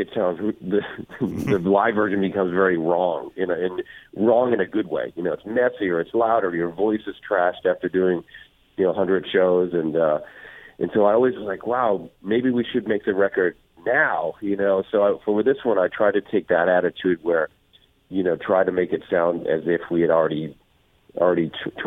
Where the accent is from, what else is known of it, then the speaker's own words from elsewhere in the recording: East Coast, United States; now in California, United States; I grew up on the East Coast